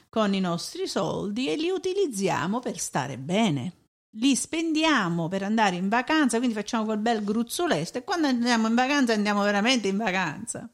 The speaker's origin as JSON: {"language": "Italian", "country": "Italy", "also_born_or_lived": "Germany", "moved": "yes", "said": "sono italiana"}